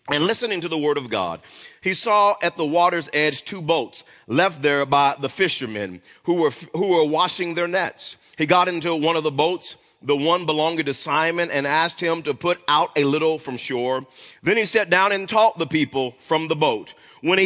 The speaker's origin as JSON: {"language": "English", "town": "Wewoka", "region": "Oklahoma", "country": "United States", "tie": "born or raised there", "said": "I grew up in Wewoka, Oklahoma"}